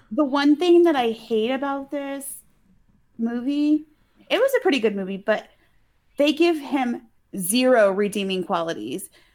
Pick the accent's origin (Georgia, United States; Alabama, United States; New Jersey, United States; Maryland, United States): Alabama, United States; accent: Alabama